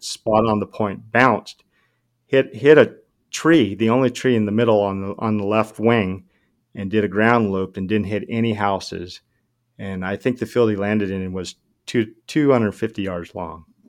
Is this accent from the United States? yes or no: yes; Southern California, United States; I'm from SoCal